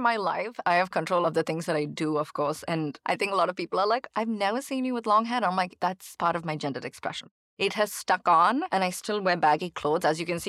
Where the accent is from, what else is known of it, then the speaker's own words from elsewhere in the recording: Chennai, Tamil Nadu, India; growing up in India, especially in Chennai, which is, of course, a conservative culture